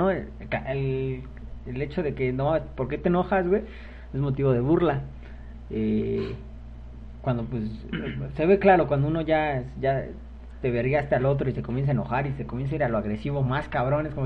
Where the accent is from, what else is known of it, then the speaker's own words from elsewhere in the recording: Mexico; ahorita darme cuenta cómo, cómo fue mi infancia como mexicano.